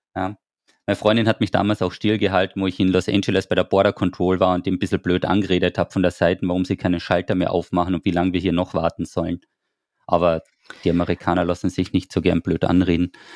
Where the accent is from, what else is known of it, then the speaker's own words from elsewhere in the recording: Austria; wir sind ja aus Österreich